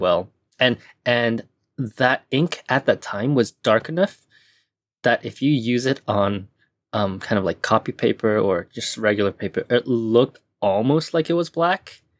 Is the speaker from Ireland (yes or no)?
no; Hong Kong; also born or lived in Taiwan / United States / Japan; now in Tokyo, Japan; I was born in Taiwan, but I was raised in Hong Kong.